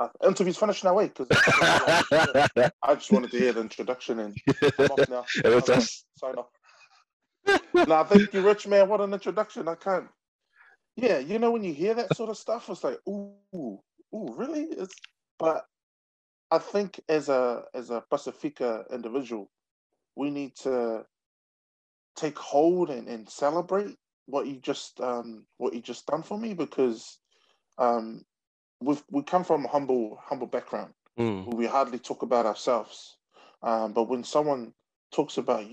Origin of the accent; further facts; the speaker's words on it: Auckland, New Zealand; also born or lived in Niue; We came to New Zealand in 1983. Niue being governed by New Zealand, we had automatic citizenship. I grew up in Otara.